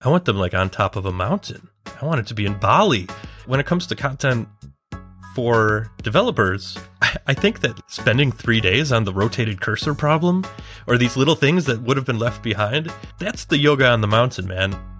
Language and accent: English; Chicago, Illinois, United States; moved away as an adult; now in London, United Kingdom; I am based in London, but I'm originally from Chicago, and I've been in the U K for a couple of years